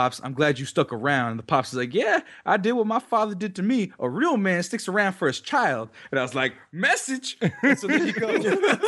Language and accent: English; New York City, New York, United States; I'm from Brooklyn.